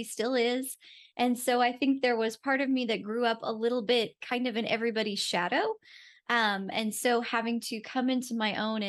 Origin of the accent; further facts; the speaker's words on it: Rochester, New York, United States; moved away as an adult; also born or lived in Jacksonville, Florida; So I grew up in Rochester, New York. So that is just on Lake Ontario